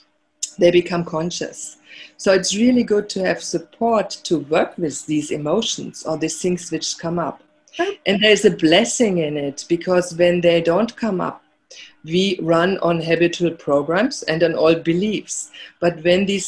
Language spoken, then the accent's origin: English; Germany; moved away; growing up in Germany